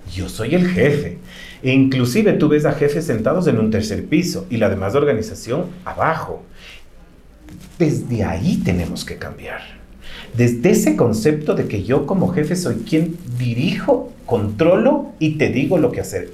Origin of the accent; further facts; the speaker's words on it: Ecuador; como ecuatorianos